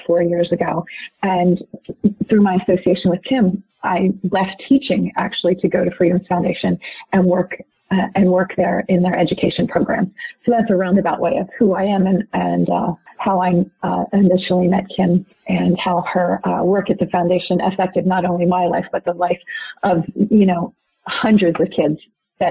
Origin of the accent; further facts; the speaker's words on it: Montgomery County, Pennsylvania, United States; moved away as an adult; also born or lived in Arizona / San Diego, California; I eventually came back to home here in Montgomery County